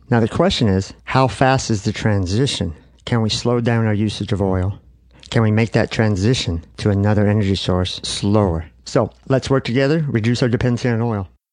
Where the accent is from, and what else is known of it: United States